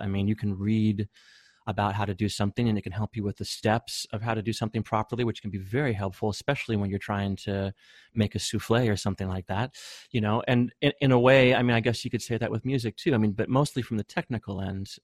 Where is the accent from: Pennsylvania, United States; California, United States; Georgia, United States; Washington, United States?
Washington, United States; Bellingham; also born or lived in Seattle; we came from Bellingham and we were just in Bellingham doing our own thing